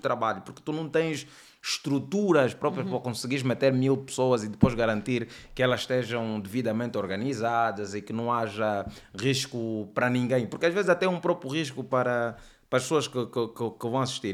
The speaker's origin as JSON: {"language": "Portuguese", "town": "Luanda", "region": "Luanda Province", "country": "Angola", "tie": "born or raised there", "accent": "Angolan", "said": "eu cresci no bairro, no Sambizanga, todos os meus vizinhos falam assim, meus tios"}